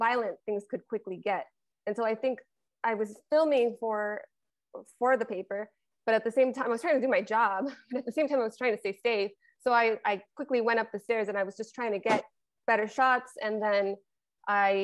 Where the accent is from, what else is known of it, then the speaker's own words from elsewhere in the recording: El Paso, Texas, United States; moved away; that's my hometown. I went to high school 5 minutes from there.